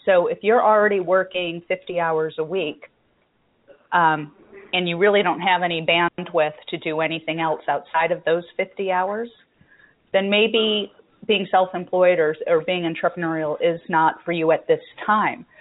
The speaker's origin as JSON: {"language": "English", "country": "United States", "tie": "born or raised there", "said": "being American, born and raised"}